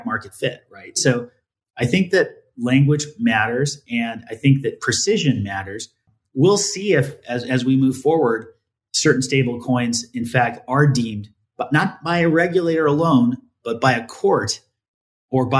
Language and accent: English; United States; as an American